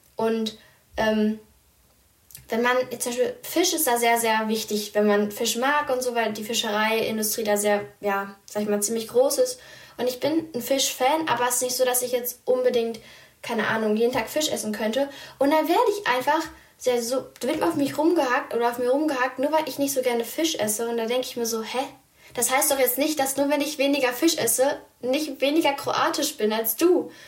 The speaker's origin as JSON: {"language": "German", "country": "Germany", "tie": "born or raised there", "said": "Ich wohne hier, ich wurde hier geboren"}